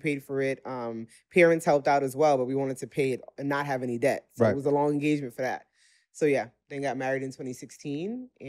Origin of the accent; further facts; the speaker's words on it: New York City, New York, United States; moved away as an adult; now in Dallas, United States; from Brooklyn, New York, living in Dallas, Texas for the past 7 years.